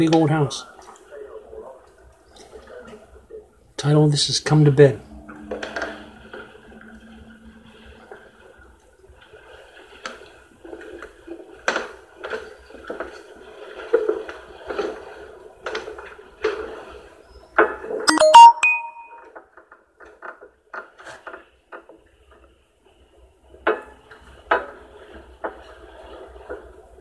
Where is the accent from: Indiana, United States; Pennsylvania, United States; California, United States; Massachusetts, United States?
Pennsylvania, United States; Pittsburgh; I'm from Pittsburgh, Pennsylvania